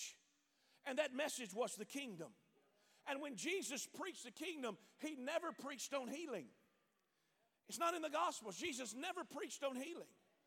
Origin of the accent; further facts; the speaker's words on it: the South, United States; I'm from the South.